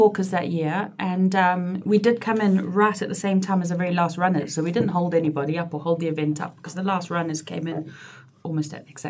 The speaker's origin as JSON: {"language": "English", "country": "South Africa", "tie": "born or raised there", "also_born_or_lived": "Glasgow", "moved": "yes", "lives_now": "United Kingdom", "said": "And my mum and dad emigrated to South Africa when I was two, hence my accent. However, I've been back in the UK for 22 years this year, and I still sound like this, so I think it's here to stay."}